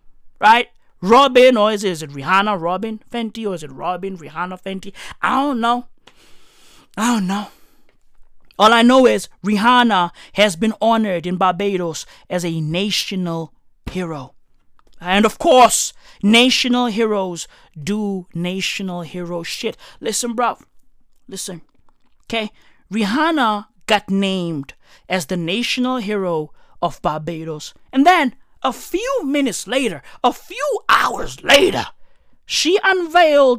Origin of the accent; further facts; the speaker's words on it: South Africa; I'm a South African